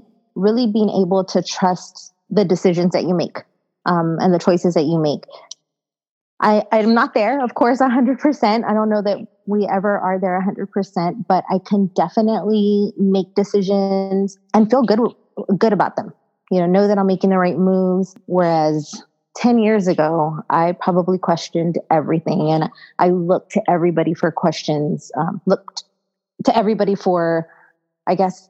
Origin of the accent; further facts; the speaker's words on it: San Antonio, Texas, United States; I am not originally from San Antonio, but I've lived in San Antonio my whole life